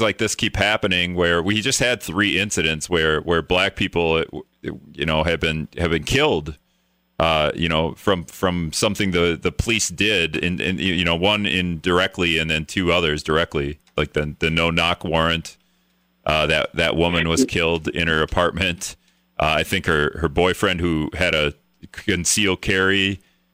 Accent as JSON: {"language": "English", "town": "Greenville", "country": "United States", "tie": "born or raised there", "said": "growing up in Greenville"}